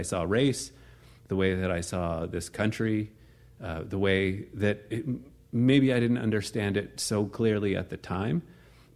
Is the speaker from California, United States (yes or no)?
no; Potomac, Maryland, United States; I was born and raised in the suburbs of D.C. Grew up in an upper middle class family